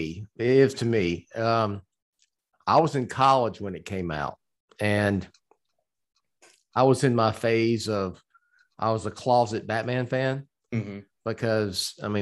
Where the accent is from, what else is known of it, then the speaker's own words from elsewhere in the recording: Port Arthur, Texas, United States; I used to go to a mall in where I grew up in Southeast Texas. It was Central Mall. It's actually in Port Arthur, Texas.